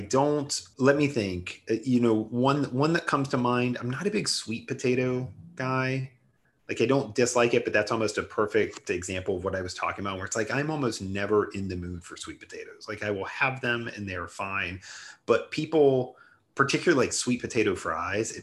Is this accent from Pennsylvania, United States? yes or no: no; Ohio, United States; I'm from Ohio.